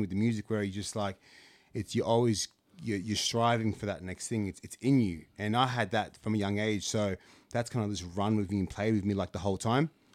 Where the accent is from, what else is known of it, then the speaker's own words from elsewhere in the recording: Canberra, Australian Capital Territory, Australia; when I was growing up in Canberra